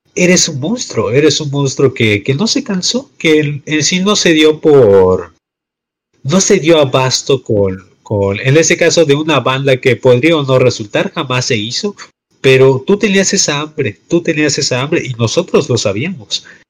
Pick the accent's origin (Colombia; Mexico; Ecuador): Mexico; en este bello slash horrible país, pero que técnicamente somos orgullosamente mexicanos